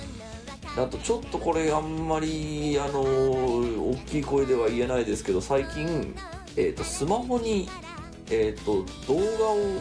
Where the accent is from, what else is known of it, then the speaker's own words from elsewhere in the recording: Tokyo, Japan; 俺東京育ち